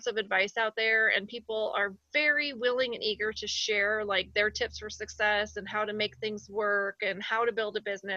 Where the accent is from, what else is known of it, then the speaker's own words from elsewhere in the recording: Iowa, United States; moved away as an adult; now in Colorado Springs, United States; I'm from Iowa and we lost the sun for long portions, especially in the winter